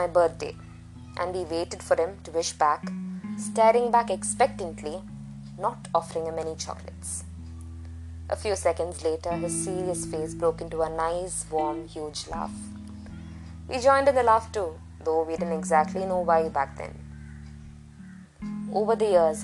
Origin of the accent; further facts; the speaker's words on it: Tamil Nadu, India; first language Malayalam; English is a second language; also born or lived in Kerala; I was born and brought up in Tamil Nadu, I love the Tamil language equally.